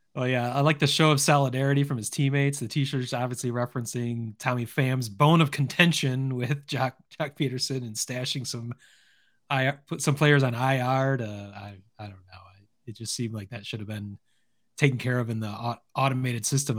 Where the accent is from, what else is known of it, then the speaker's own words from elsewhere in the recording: Lansing, Michigan, United States; Lansing Lugnuts, my hometown